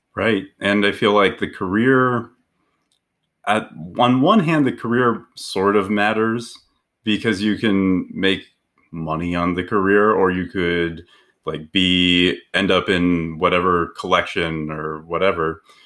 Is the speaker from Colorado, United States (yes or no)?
yes; Aurora, Colorado, United States; I grew up in Aurora, Colorado, which is just south of Denver